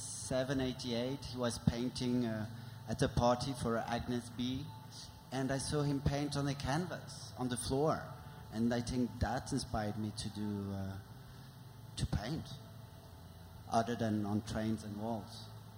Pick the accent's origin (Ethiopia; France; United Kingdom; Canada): France; Paris, Île-de-France; from Paris